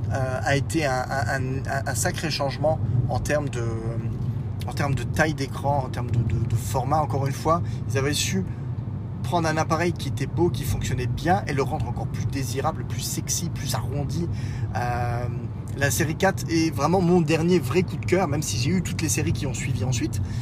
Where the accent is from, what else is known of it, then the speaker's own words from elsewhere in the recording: France; Oui, ah, je suis français, madame.